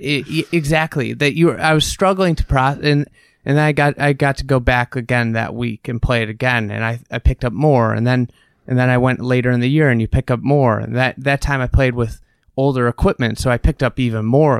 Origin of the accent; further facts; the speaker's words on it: United States; as an American